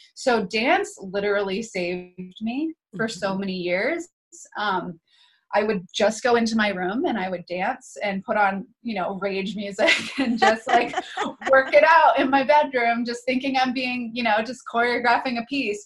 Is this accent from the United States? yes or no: yes; New Hampshire, United States; so I grew up in New Hampshire